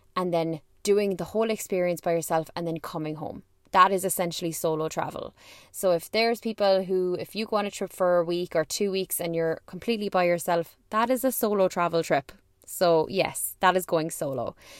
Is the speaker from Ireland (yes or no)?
yes; Ireland; I'm from Ireland